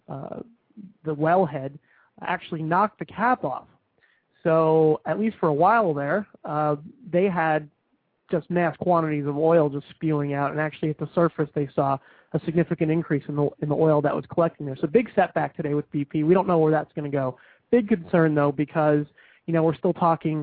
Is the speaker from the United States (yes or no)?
yes; New Jersey, United States; now in southern United States; I grew up in New Jersey